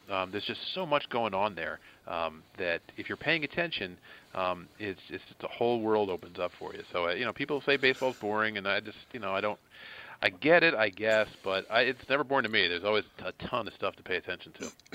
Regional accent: outside Philadelphia, Pennsylvania, United States; I grew up outside Philadelphia

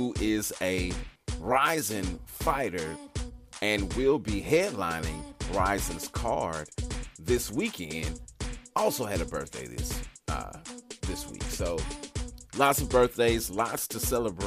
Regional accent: Missouri, United States; now in St. Louis, United States; my home state, the Show Me State. On the west side, though, I'm in St. Louis.

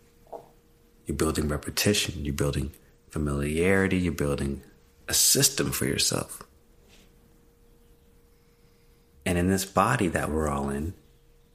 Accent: Mississippi, United States; growing up in Mississippi

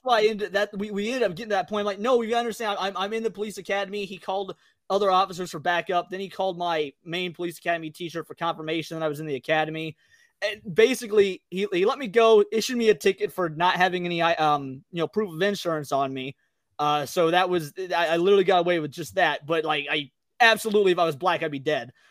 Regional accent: Midwest, United States; I was from the Midwest

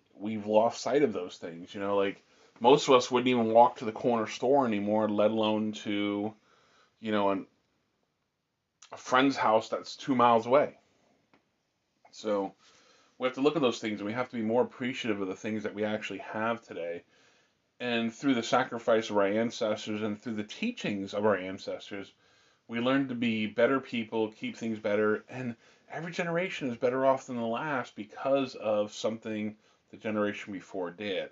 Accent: Pennsylvania, United States; also born or lived in the South (US); now in Southern United States; we live in the South now, and we are from the North, my family and I. And for us in Pennsylvania

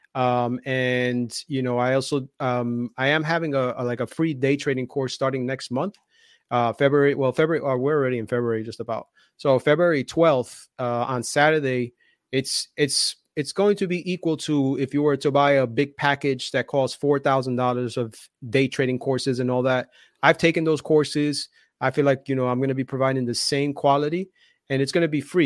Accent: Union City, New Jersey, United States; I grew, I grew up in Jersey, and the city that I grew up in is called Union City

